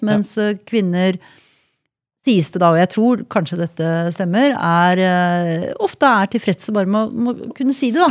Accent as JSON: {"language": "Norwegian", "country": "Norway", "said": "Jeg er også nordmann"}